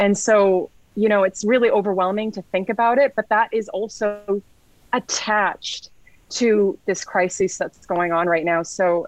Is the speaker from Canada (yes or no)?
yes; Canada; one thing I'm really proud about being Canadian is when I talk to people in the local community